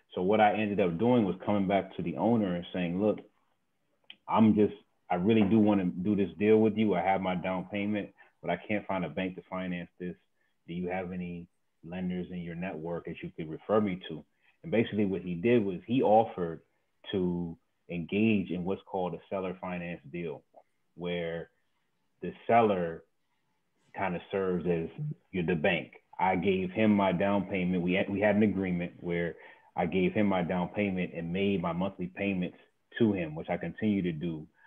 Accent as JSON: {"language": "English", "town": "Mount Rainier", "region": "Maryland", "country": "United States", "tie": "born or raised there", "also_born_or_lived": "Brooklyn, New York", "said": "the house I grew up in, in Mount Rainier, Maryland"}